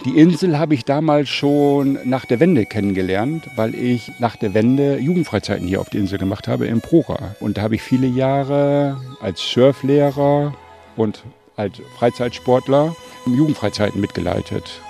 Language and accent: German; North Sea coast, Lower Saxony, Germany; moved away as an adult; now in Bergen auf Rügen, Germany; wenn man am Wasser groß geworden ist